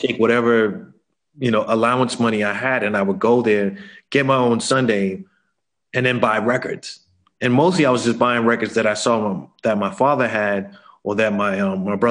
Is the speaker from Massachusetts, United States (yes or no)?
yes; Boston, Massachusetts, United States; moved away as an adult; also born or lived in Brooklyn, New York City; now in Berlin, Germany; I'm originally from Boston, Massachusetts, born and raised there